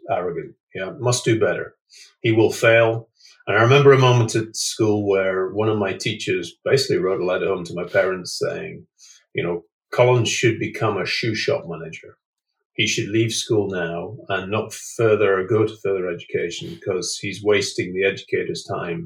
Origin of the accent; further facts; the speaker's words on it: United Kingdom; also born or lived in Scotland / North East England; I grew up in Scotland in the northeast of England